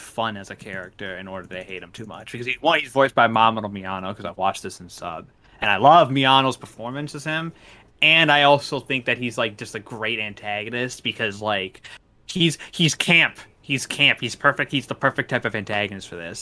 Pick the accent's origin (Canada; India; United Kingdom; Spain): Canada; we're all Canadian here.